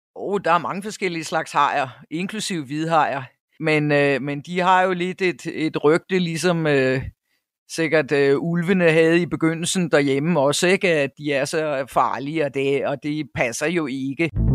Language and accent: Danish; North Jutland, North Denmark Region, Denmark; moved away as an adult; also born or lived in Cyprus / United States / Copenhagen; now in South Africa; jeg er født i Nordjylland, hvor jeg også øh, tilbragte to teenageår. Men ellers så er det meste af min barndom øh, været i, i Nordjylland